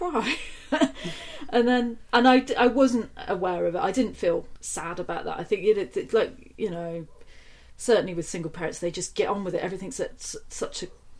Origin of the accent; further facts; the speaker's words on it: Nailsea, South West England, United Kingdom; I grew up in a town just outside of Bristol